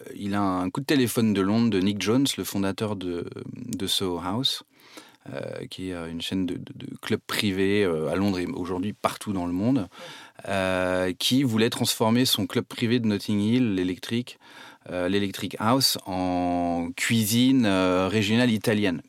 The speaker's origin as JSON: {"language": "French", "town": "Nantes", "region": "Pays de la Loire", "country": "France", "also_born_or_lived": "Saumur", "said": "je suis nantais"}